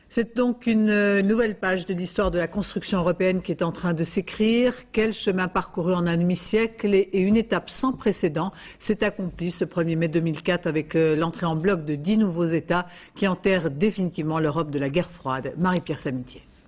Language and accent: French; Kaunas, Kaunas County, Lithuania; French is a second language; je suis née dans une ville qui s'appelle Kaunas, donc c'est la deuxième ville de Lituanie